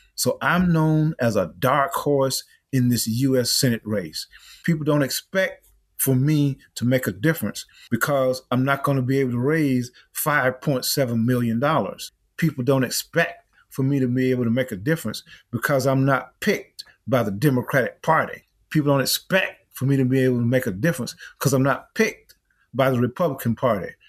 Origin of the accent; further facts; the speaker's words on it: Easton, South Carolina, United States; now in Atlanta, United States; I grew up over in Easton, South Carolina